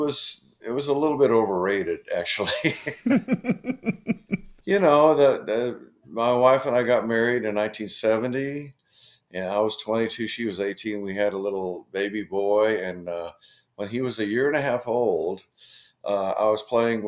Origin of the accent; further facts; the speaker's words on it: Seattle, Washington, United States; I grew up in Seattle